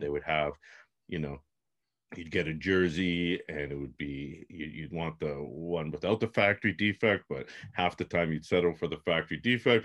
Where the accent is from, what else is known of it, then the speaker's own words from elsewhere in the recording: Toronto, Ontario, Canada; I'm from Toronto.